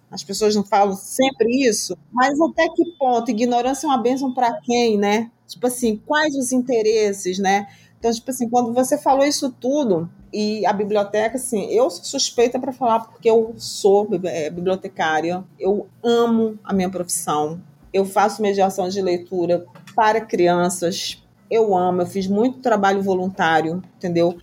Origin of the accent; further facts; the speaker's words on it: Brazil; enquanto brasileira